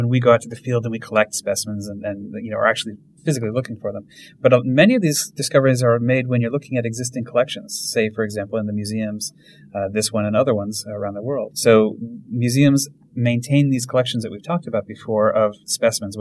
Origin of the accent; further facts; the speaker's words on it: Vermont, United States; I grew up in Vermont